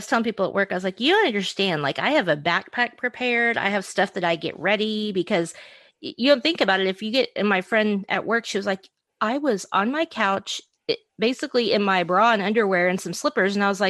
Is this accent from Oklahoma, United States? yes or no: yes; Oklahoma, United States; growing up in Oklahoma